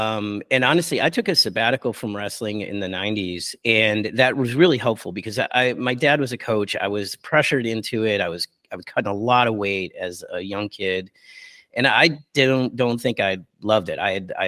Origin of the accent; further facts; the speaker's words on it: Buffalo, New York, United States; now in San Francisco, United States; I moved out to San Francisco from Buffalo, New York, and I took like about an eight-year break from it.